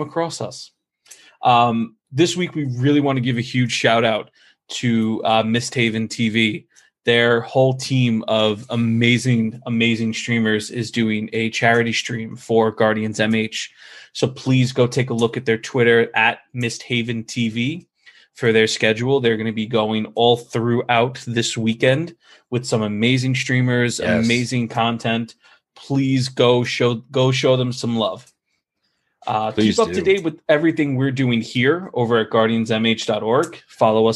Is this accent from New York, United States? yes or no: yes; New York, United States; I'm from New York